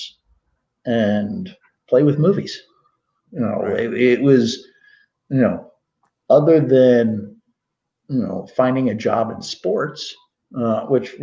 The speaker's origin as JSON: {"language": "English", "town": "Newtown Square", "region": "Pennsylvania", "country": "United States", "tie": "born or raised there", "also_born_or_lived": "Arizona", "moved": "as an adult", "said": "I grew up outside of Philadelphia"}